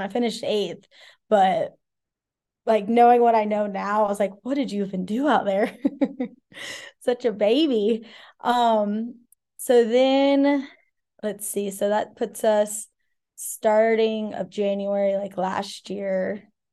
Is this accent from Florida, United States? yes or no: yes; Ocala, Florida, United States; moved away as an adult; also born or lived in Charlotte / Colorado / California; now in Asheville, United States; grew up out in the country in Ocala, Florida